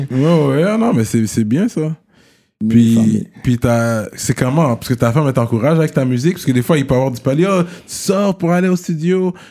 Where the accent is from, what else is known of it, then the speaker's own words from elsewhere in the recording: Quebec, Canada; surtout qu'on vient de l'Ouest, fait que c'est pas loin. C'est la frontière d'Ontario est pas loin, là.